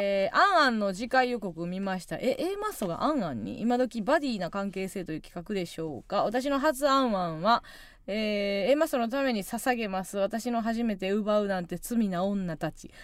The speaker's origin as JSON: {"language": "Japanese", "area": "Kansai", "region": "Osaka", "country": "Japan", "tie": "born or raised there", "said": "今一度地元大阪・関西での知名度を上げるべく"}